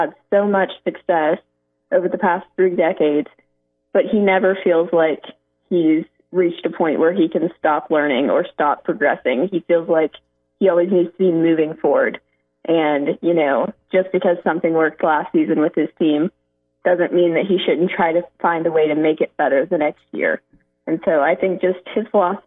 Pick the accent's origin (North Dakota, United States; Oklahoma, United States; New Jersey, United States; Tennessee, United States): Oklahoma, United States; moved away as an adult; also born or lived in Connecticut; I'm from Oklahoma